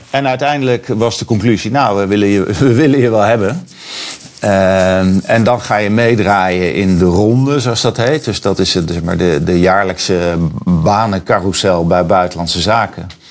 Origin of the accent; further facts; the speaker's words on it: The Hague, South Holland, Netherlands; moved away as an adult; also born or lived in Panama; now in San Francisco, United States; op het strand van Scheveningen waar ik vandaan kom.